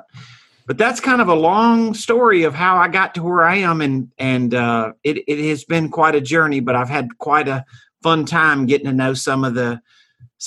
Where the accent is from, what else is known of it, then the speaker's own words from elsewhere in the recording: Mississippi, United States; moved away as an adult; now in Dallas-Fort Worth, United States; I started in Hattiesburg, Mississippi. I'm from Mississippi.